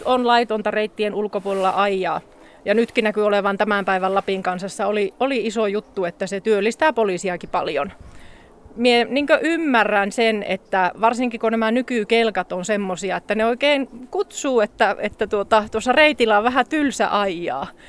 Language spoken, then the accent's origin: Finnish; Lapland, Finland; minäkin muistan lapsesta asti, niin meillä oli jonkunnäköisiä lynksejä, oli aina pihalla ja silloin, silloin täällä ei tietenkään tämmöisiä virallisia reittejä ollut